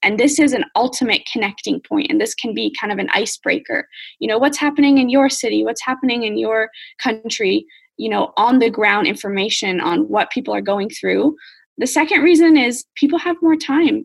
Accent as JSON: {"language": "English", "country": "United States", "moved": "yes", "said": "as an American"}